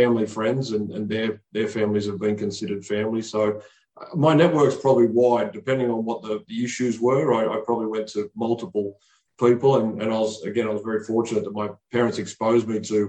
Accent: Sydney, New South Wales, Australia; a regular guy from Western Sydney. It's a working class area of New South Wales in Australia

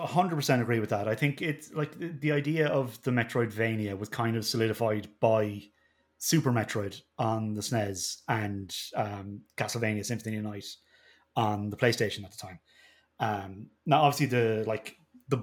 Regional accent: Ireland; being Irish

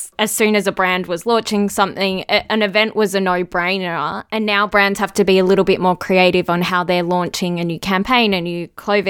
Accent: Melbourne, Victoria, Australia; I'm from Melbourne

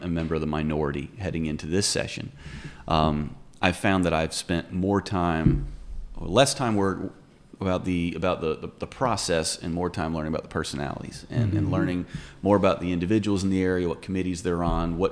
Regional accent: Pitt County, North Carolina, United States; I grew up right in the middle of it, so it's really an honor to be able to serve my hometown in this capacity

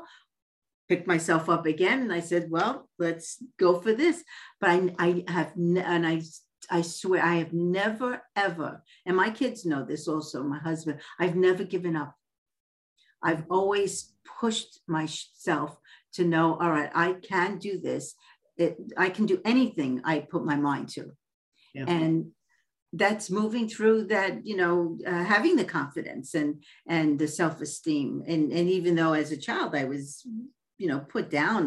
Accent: New York City, New York, United States; moved away as an adult; also born or lived in Westlake, California; now in California, United States; I was born and raised in Coney Island

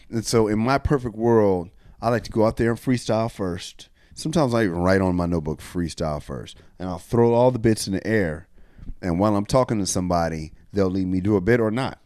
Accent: Rialto, California, United States; I'm from Rialto, California

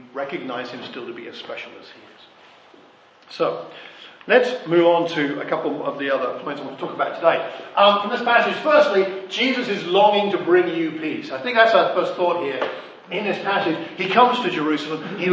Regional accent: Ashford, South East England, United Kingdom; I grew up in Ashford in Kent

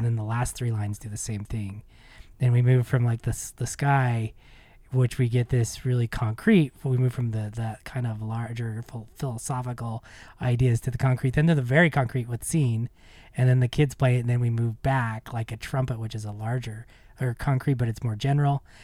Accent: Ogden, Utah, United States; also born or lived in Manhattan, Kansas; growing up in Utah, growing up here in Ogden

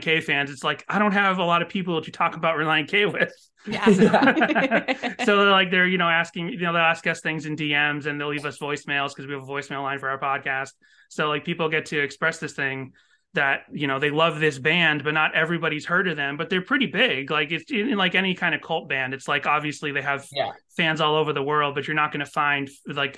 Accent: Boston, Massachusetts, United States; moved away; I was raised in Boston

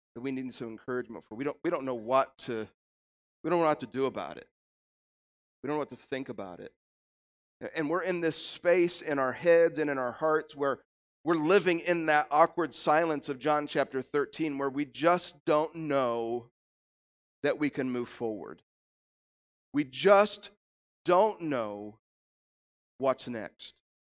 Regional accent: Illinois, United States; moved away as an adult; also born or lived in Kansas; God called us back to my home state of Illinois

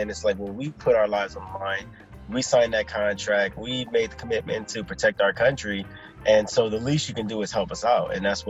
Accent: Los Angeles, California, United States; moved away; also born or lived in Texas; Yeah, so I'm from South Central Los Angeles. And my mother moved us from South Central to Texas after our house was shot up in a drive-by.

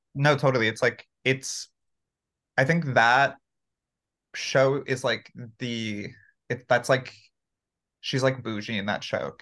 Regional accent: Santa Clarita, California, United States; also born or lived in Mexico; I grew up in Santa Clarita

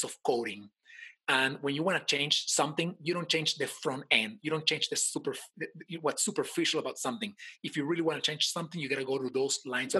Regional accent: Caracas, Capital District, Venezuela; now in United States; I live right now in the United States. I'm from Venezuela, in case somebody didn't notice my accent. And I was born in Caracas.

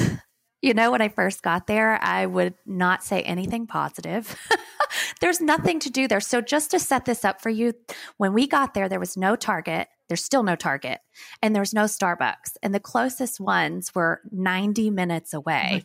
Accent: Athens, Alabama, United States; also born or lived in Huntsville, Alabama / Meridian, Mississippi; I grew up in Athens, Alabama, which if you don't know where that is, there's very small town close to Huntsville.

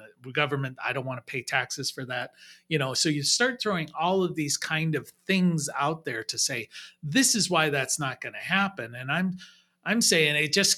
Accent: United States; also born or lived in Europe; as Americans

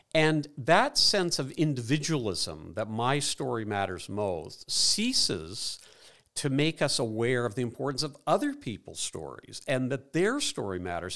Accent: Dublin, Leinster, Ireland; moved away; an immigrant, I was born in Dublin.

